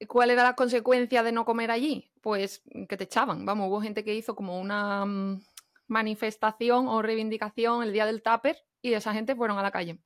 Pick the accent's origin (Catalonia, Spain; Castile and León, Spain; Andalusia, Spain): Andalusia, Spain; Jerez de la Frontera; moved away as an adult; also born or lived in Madrid / Barcelona; now in Connecticut, United States; soy de Jerez, soy paisana de Andrea, de Cádiz también, y vivo aquí en Estados Unidos, en el estado de Connecticut